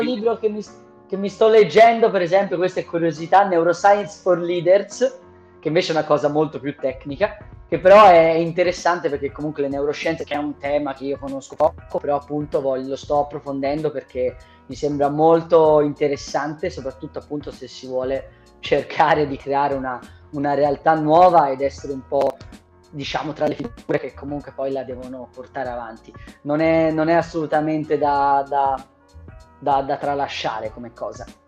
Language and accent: Italian; Lucca, Tuscany, Italy; io sono di Lucca, io sono di Lucca